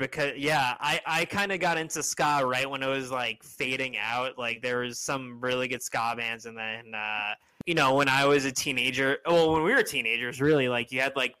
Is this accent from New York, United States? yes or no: yes; Long Island, New York, United States; now in Queens, United States; I grew up on Long Island, where it was like there was a lot of ska bands in the early 2000s